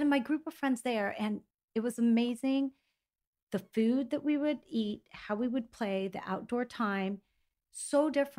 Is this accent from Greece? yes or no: yes; Greece; And now I circled back to eating the exact same way that I was eating growing up in Greece.